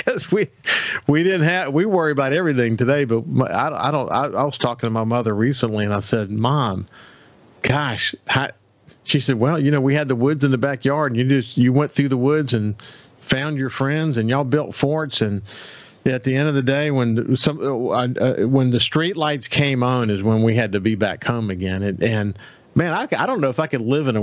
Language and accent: English; Bellevue, Mississippi, United States; I was raised in Bellevue